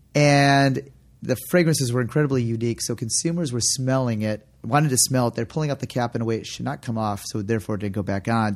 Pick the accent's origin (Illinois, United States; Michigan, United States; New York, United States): Michigan, United States; Detroit; moved away as an adult; also born or lived in San Francisco; We grew up sailing together in the Detroit area.